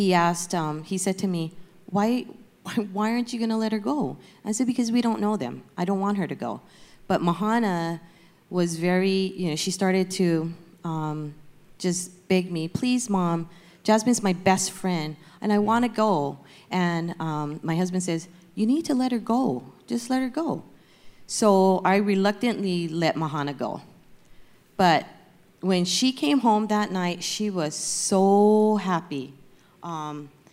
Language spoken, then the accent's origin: English; Hawaii, United States; now in Torrance, United States; I'm from Hawaii, and I moved to California in 1986, and then moved to Torrance in 1996.